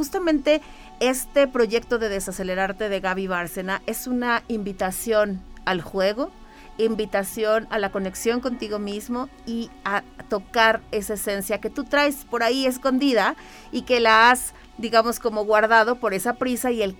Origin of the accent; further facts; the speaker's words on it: Mexico City, Mexico; moved away as an adult; now in San Luis Potosí, Mexico; en la Ciudad de México